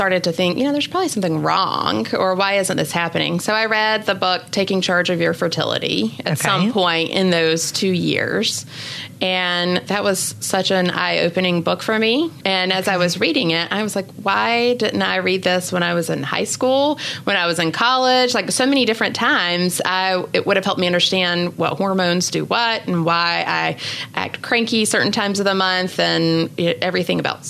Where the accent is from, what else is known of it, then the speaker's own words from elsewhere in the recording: Wilson, North Carolina, United States; now in Charlotte, United States; I grew up near Raleigh, yeah, in Wilson, North Carolina.